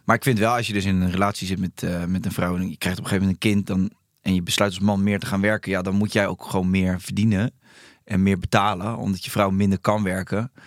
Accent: Rotterdam, South Holland, Netherlands; ik kom uit Charloes.

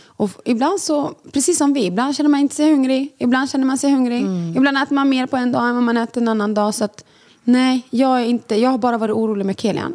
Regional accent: Sweden; Vi båda två är födda i Sverige, eller Lambert kom när han var mycket mindre men vi är ändå uppvuxna i Sverige

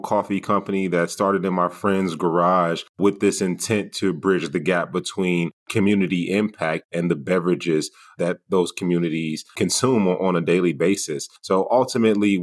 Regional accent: Gary, Indiana, United States; moved away as an adult; also born or lived in Sacramento / Iowa; now in Des Moines, United States; born and raised in Gary, Indiana

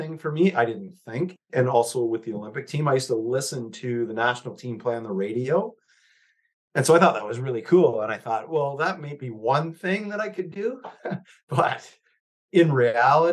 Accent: Toronto, Ontario, Canada; I grew up in the Riverdale neighborhood of Toronto, which is Broadview Danforth

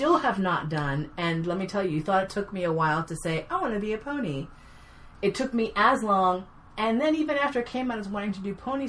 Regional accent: New York City, New York, United States; I grew up here in New York City.

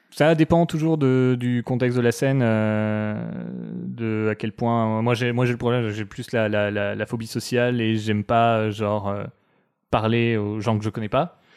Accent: France; nous fait du mal en tant que Français

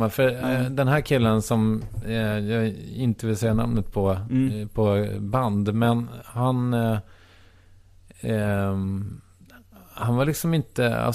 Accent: Strängnäs, Södermanland, Sweden; moved away; Jag kommer från Strängnäs, mm. som ligger åtta mil ungefär mm. äh, väster om Stockholm.

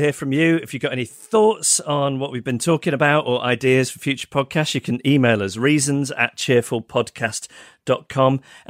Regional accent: United Kingdom; now in Vancouver, California, United States; I'm a Brit living in Vancouver

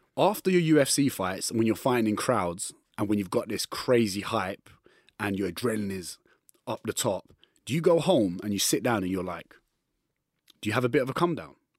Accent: London, United Kingdom; I'm from East London

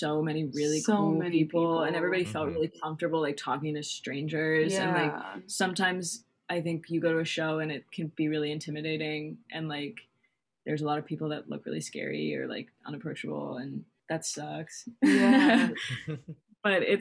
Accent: Bank of New Hampshire stage, United States; born or raised there

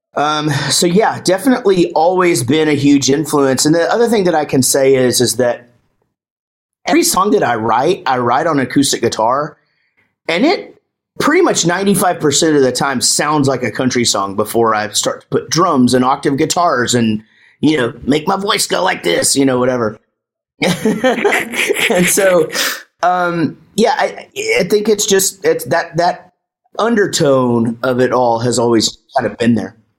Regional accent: Texas, United States; I'm from Texas

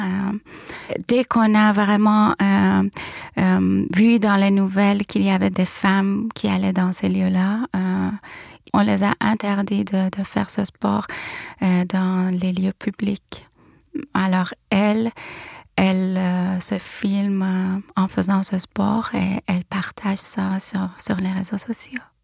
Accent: Tehran, Tehran Province, Iran; moved away as an adult; now in Montreal, Canada; Je suis née à Téhéran, en Iran, en 81 et vis et travaille à Montréal

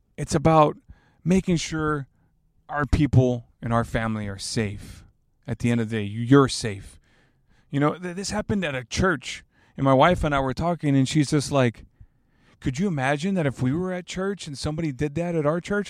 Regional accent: Alice, Texas, United States; now in San Antonio, United States; I'm from Alice, Texas

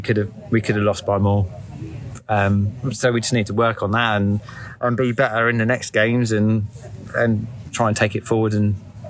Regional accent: Canterbury, South East England, United Kingdom; I was born in Canterbury, but I've been to Toronto.

